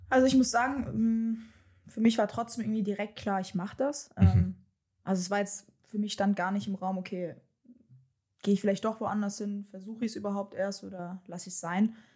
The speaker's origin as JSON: {"language": "German", "town": "Darmstadt", "region": "Hesse", "country": "Germany", "tie": "born or raised there", "also_born_or_lived": "Wixhausen / Frankfurt / Meppen", "moved": "as an adult", "lives_now": "Leverkusen, Germany", "said": "komme gebürtig aus Darmstadt"}